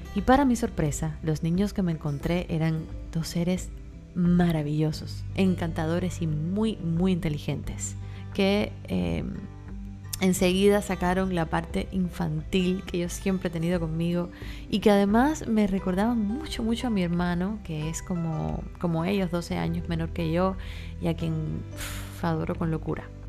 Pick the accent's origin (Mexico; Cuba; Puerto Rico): Cuba; now in Miami, United States; mi país, en Cuba